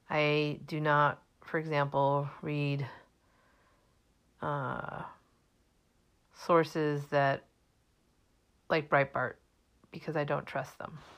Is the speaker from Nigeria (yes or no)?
no; Germany; also born or lived in Minnesota / New Jersey / Massachusetts; now in United States; I was born in 1963, so that makes me 57, and I grew up in Germany, Minnesota, and New Jersey, but I've spent most of my adult life in Massachusetts.